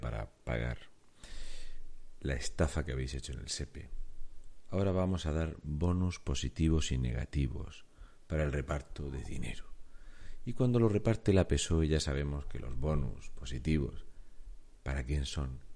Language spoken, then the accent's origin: Spanish; Spain; con 4.693.268 españoles que no tienen trabajo, entre los cuales me cuento